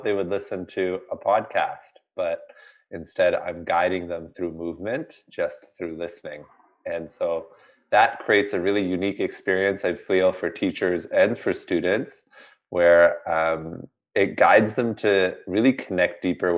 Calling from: Toronto, Ontario, Canada; I am coming from Toronto, Canada. We just had our annual spring snowfall, and we're ready for the summer season here.

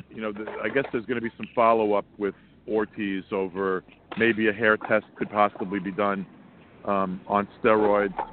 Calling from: Sea Cliff, New York, United States; I'm calling from a dog park in Sea Cliff, New York.

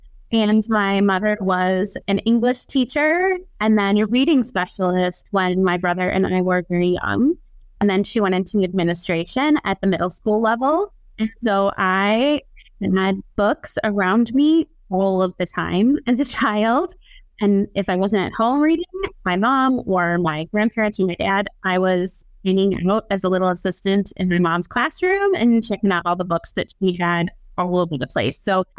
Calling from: Sheboygan, Wisconsin, United States; So, I am coming from lovely and chilly Sheboygan, Wisconsin. Sheboygan is 1 hour north of Milwaukee

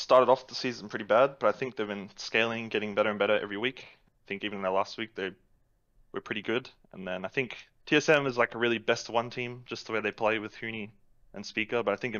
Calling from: Gold Coast, Queensland, Australia; Gold Coast, Australia.

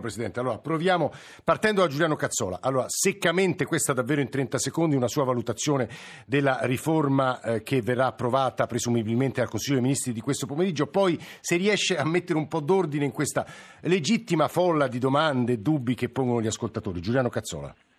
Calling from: Lodi, Lombardy, Italy; chiamo da Lodi

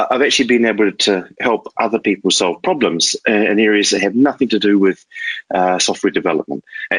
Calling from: Richmond, Tasman, New Zealand; Richmond, New Zealand.

